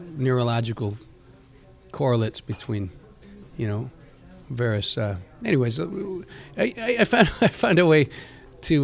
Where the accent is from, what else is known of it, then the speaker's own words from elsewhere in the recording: Caledonia, Ontario, Canada; also born or lived in Burlington / Hamilton; I grew up in Caledonia and moved to Hamilton, which was the big city growing up